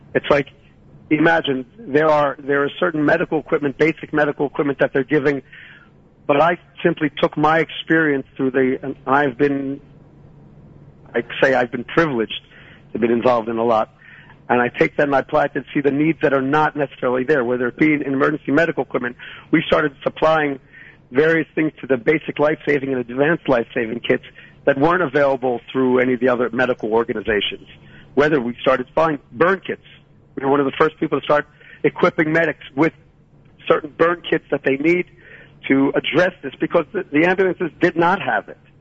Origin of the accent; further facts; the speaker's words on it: Philadelphia, Pennsylvania, United States; moved away as an adult; now in Shiloh, Israel; I was born in Philadelphia, and I made Aliyah in 1978.